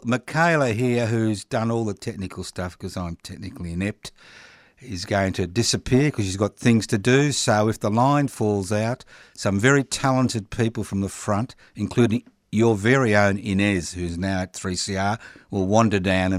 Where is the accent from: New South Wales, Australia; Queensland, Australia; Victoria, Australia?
Queensland, Australia; Brisbane; now in Melbourne, Australia; Yeah, well, I was born in 51.